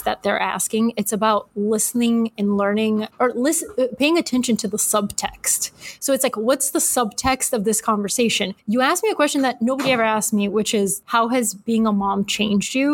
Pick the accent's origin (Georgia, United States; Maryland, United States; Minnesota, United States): Georgia, United States; Atlanta; moved away as an adult; also born or lived in Bulgaria; now in New York City, United States; We moved to Atlanta, Georgia, of all places, when I was 8. And then from Georgia, I moved to New York City as an adult.